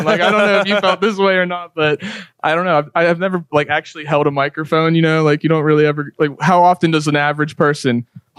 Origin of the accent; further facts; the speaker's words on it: Pittsburgh, Pennsylvania, United States; my hometown, my home area of Pittsburgh